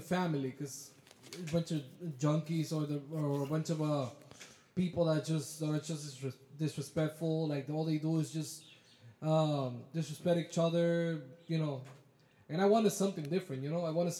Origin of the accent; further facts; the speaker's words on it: Dominican Republic; moved away; also born or lived in New York; That's what we use over there in our country.